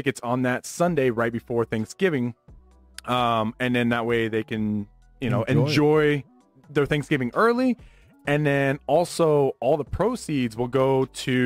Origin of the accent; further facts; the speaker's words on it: Las Vegas, Nevada, United States; me growing up in Vegas